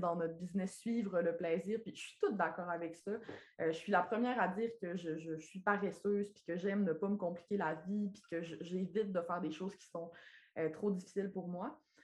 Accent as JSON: {"language": "French", "area": "Lac Saint-Jean", "region": "Quebec", "country": "Canada", "tie": "born or raised there", "accent": "accent du lac", "moved": "yes", "lives_now": "Quebec City, Canada", "said": "je suis née et j'ai grandi au lac Saint-Jean"}